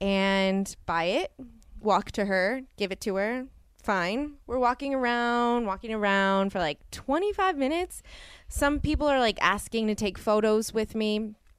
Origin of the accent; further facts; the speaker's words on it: New Orleans, Louisiana, United States; moved away; I grew up in New Orleans